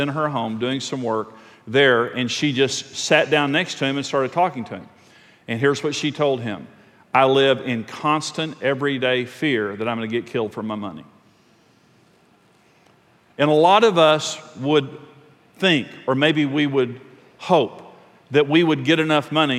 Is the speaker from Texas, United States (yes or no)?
yes; Texas Panhandle, United States; I'm from the Texas Panhandle